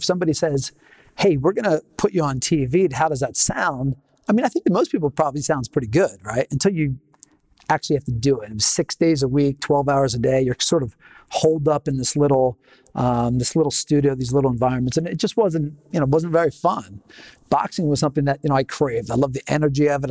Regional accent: Philadelphia, Pennsylvania, United States; moved away as an adult; also born or lived in Los Angeles, California; I was from Philadelphia originally

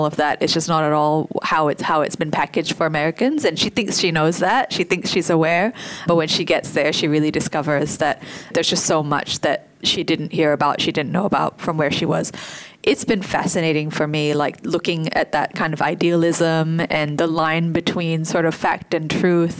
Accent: Singapore; my experience in Singapore

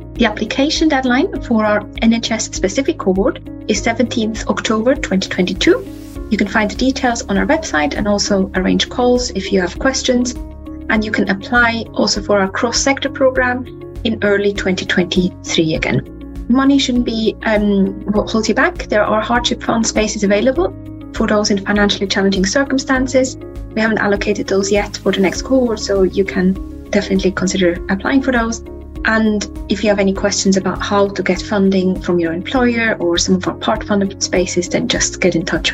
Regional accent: Switzerland; moved away; Switzerland, where I'm from

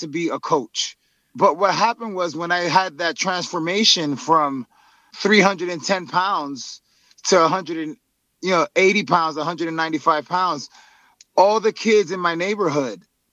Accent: New York City, New York, United States; I was born and raised in Harlem and grew up in Washington Heights

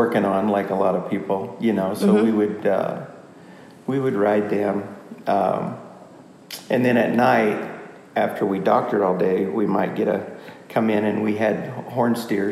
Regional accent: Greeley, Colorado, United States; I grew up in the Greeley area

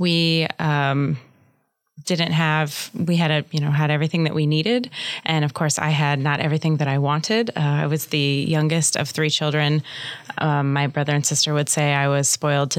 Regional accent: Omaha, Nebraska, United States; also born or lived in Lincoln, Nebraska; I grew up in Midtown Omaha

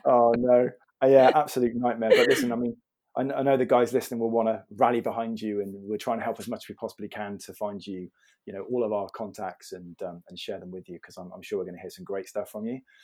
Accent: Bath, South West England, United Kingdom; also born or lived in London; I was born in Bath

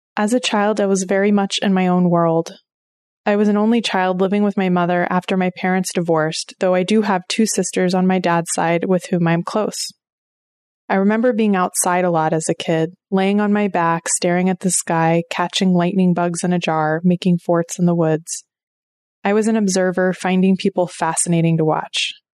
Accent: Oklahoma, United States; now in Maine, United States; I grew up in Oklahoma, and my family goes back at least four generations on both sides

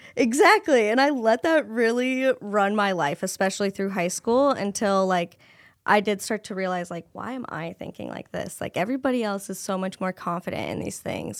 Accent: Cedar Rapids, Iowa, United States; I was born and raised in Cedar Rapids, Iowa

